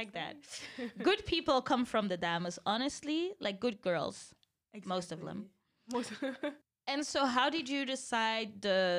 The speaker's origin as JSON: {"language": "English", "town": "Antwerp", "region": "Flanders", "country": "Belgium", "tie": "born or raised there", "moved": "yes", "said": "I was born in Borgerhout"}